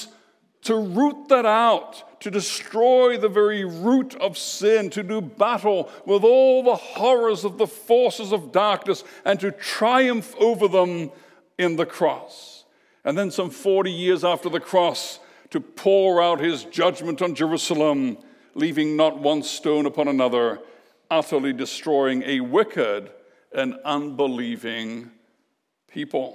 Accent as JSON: {"language": "English", "country": "Canada", "said": "we're Canadian."}